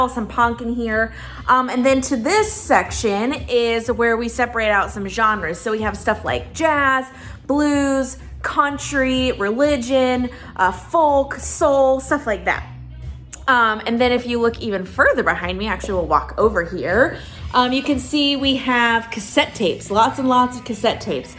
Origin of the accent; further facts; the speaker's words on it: Lakeland, Florida, United States; my hometown of Lakeland, Florida